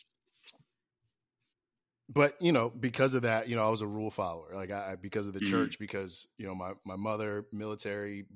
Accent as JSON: {"language": "English", "town": "Willingboro", "region": "New Jersey", "country": "United States", "tie": "born or raised there", "also_born_or_lived": "Voorhees, New Jersey", "said": "I was born in New Jersey, born in Voorhees, New Jersey, grew up mostly in Willingboro"}